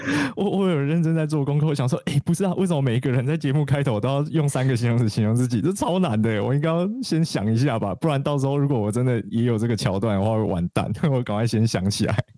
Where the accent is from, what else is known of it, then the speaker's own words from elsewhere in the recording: Alishan, Chiayi County, Taiwan; moved away; 三啊，它其实就是我成长的地方嘛。然后虽然在山下念书跟工作超级多年